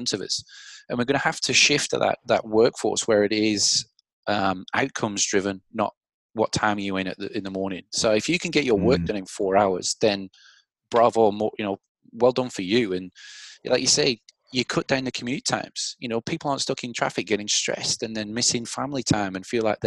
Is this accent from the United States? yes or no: no; England, United Kingdom; now in Australia; I'm English